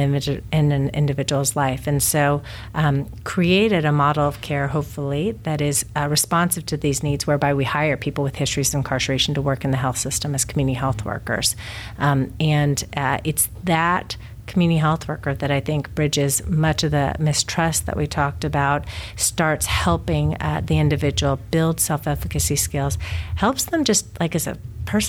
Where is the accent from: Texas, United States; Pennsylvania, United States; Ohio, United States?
Texas, United States; now in Connecticut, United States; my home state of Texas